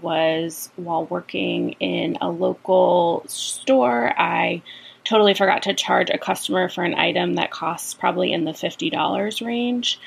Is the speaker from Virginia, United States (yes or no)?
yes; Virginia, United States; I'm from Virginia.